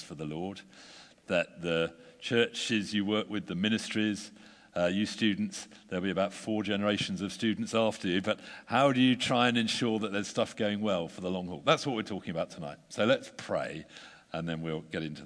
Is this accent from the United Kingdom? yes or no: yes; United Kingdom; We're British